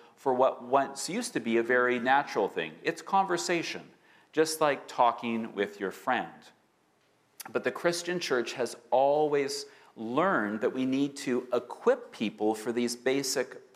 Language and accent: English; Winnipeg, Manitoba, Canada; now in Vancouver, Canada; growing up in Winnipeg, everyone, and I mean everyone in my elementary school class, went to church